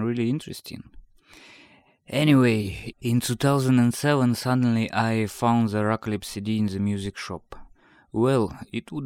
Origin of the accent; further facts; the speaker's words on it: Rybinsk, Yaroslavl Oblast, Russia; I'm from Rybinsk, small town of Russia